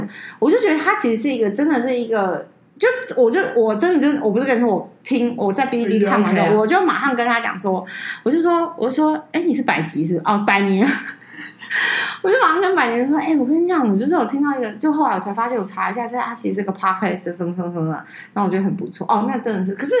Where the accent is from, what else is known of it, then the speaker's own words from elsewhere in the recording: Taiwan; 可是我台湾人还怎么样？